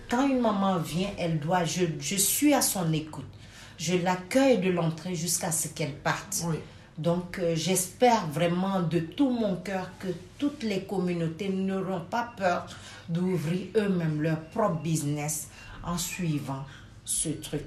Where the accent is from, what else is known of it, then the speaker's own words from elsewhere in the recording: Côte d’Ivoire; moved away as an adult; also born or lived in Senegal (parents); now in Brussels, Belgium; je suis sénégalaise de père et de mère. Ok. Mais par contre, je suis euh, une personne ayant, ayant pour moi deux cultures. Je suis née en Côte d'Ivoire ah, J'y ai fait mes études.